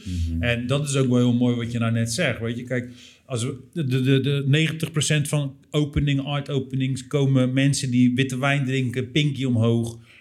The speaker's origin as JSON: {"language": "Dutch", "town": "Rotterdam", "region": "South Holland", "country": "Netherlands", "said": "wij zijn natuurlijk als stad, als Rotterdammers"}